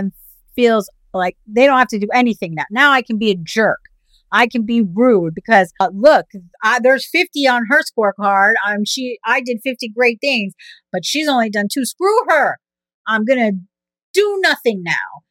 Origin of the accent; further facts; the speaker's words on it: United States; As an American